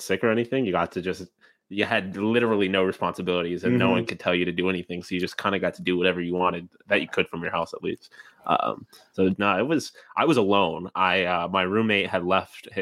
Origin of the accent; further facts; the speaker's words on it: New York, United States; I'm a New Yorker